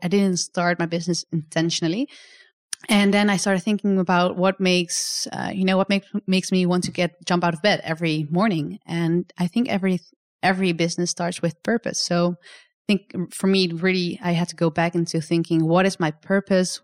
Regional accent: Netherlands; come to my home country as well to show you, uh, a bit more about where I'm from

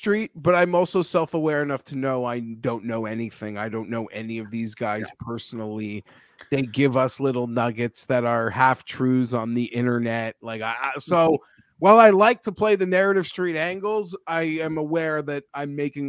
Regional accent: Toronto, Ontario, Canada; Filmed in my hometown.

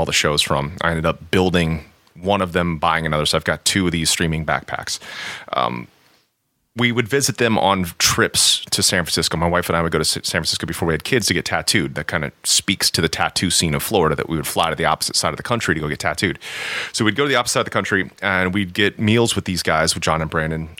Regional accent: Japan; I'm half Japanese. I was born in Japan.

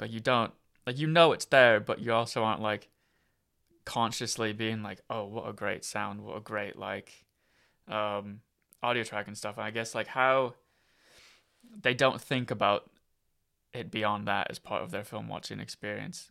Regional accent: Iowa, United States; moved away; also born or lived in Colorado / California; I'm from America, so I'm from, uh, I grew up in Iowa.

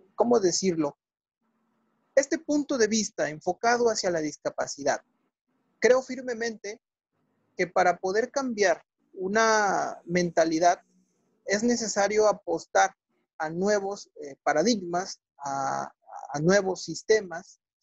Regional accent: Mexico; soy mexicano y soy abogado postulante

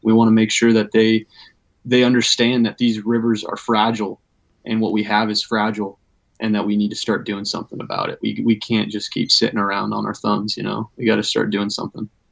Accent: Everett, Washington, United States; I'm I'm actually stationed here in my home, pretty much my hometown, Everett, Washington

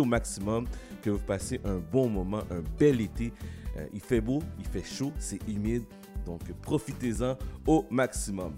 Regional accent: Haiti; je suis haïtien

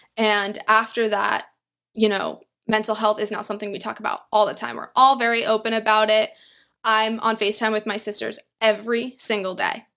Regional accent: New York, United States; also born or lived in Queens / Long Island; I am born and raised in New York

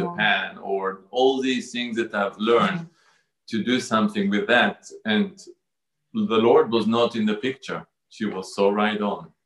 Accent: Jerusalem, Jerusalem District, Israel; I was born in Jerusalem um, to a conservative Jewish family.

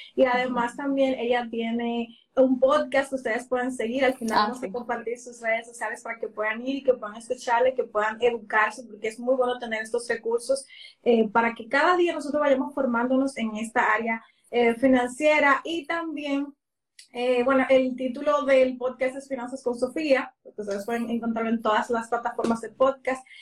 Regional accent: Dominican Republic; en mi país, República Dominicana

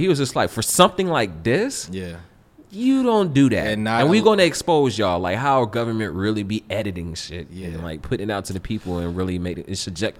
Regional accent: the South, United States; because I'm from the South.

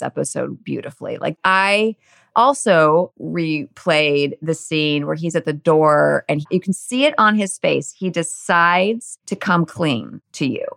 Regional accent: Northern California, United States; I grew up in Northern California, like really just very suburban, lovely Northern California simplicity

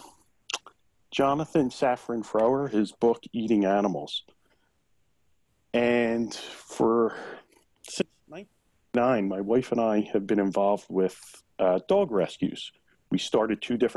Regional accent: Philadelphia, Pennsylvania, United States; I grew up in South Philly. I'm Italian

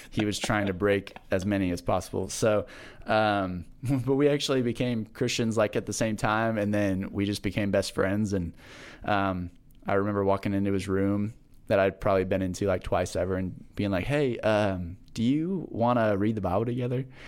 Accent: Manhattan, Kansas, United States; I grew up in Manhattan

